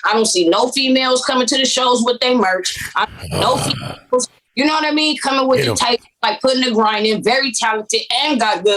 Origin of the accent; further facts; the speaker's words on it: Compton, California, United States; moved away as an adult; also born or lived in Texas; now in San Antonio, United States; originally I come from Compton, California.